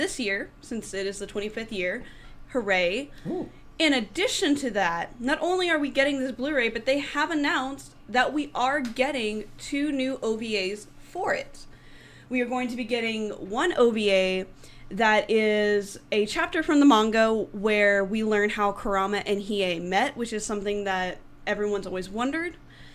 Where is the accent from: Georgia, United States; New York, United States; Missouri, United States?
Georgia, United States; now in Dallas/Fort Worth, United States; I grew up in Georgia